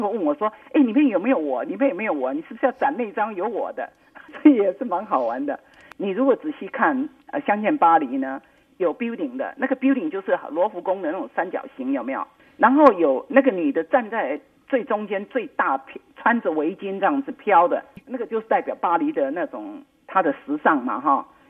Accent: Taiwan; moved away; 我是台湾人

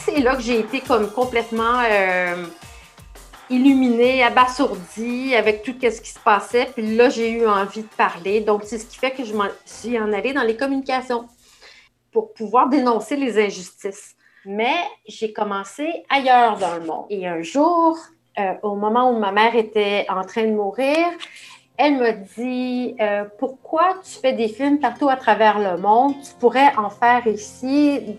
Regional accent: Oka, Quebec, Canada; Quand j'étais jeune, j'habitais à Oka

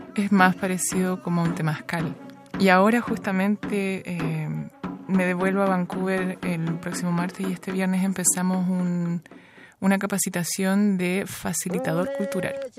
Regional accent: Viña del Mar, Valparaíso, Chile; now in Montreal, Canada; nací en Viña del Mar, después nos vinimos a Montreal

